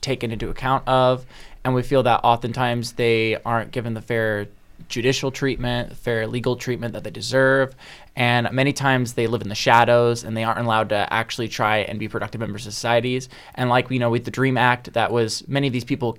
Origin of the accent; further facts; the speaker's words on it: Indianapolis, Indiana, United States; I'm from Southside, Indianapolis.